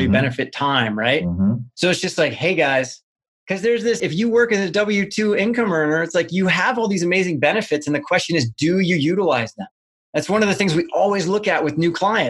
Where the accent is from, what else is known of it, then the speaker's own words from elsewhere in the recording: Midwest, United States; moved away; where I grew up back in the Midwest